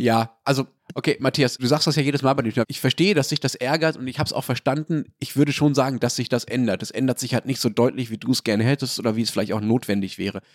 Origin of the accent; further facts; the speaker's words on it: Germany; als Deutscher